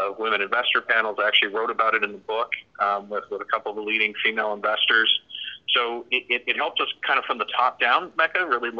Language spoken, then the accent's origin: English; Canada; now in South Florida, United States; I'm actually from Canada originally, but I've lived in the U.S. for over half my life now, and we're based actually in South Florida